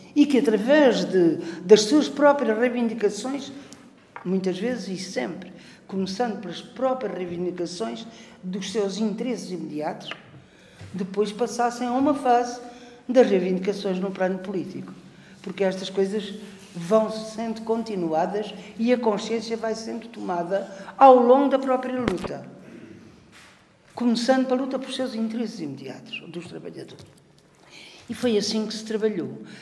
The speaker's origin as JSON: {"language": "Portuguese", "town": "Portimão", "region": "Algarve", "country": "Portugal", "said": "eu sou Algarve de Portimão"}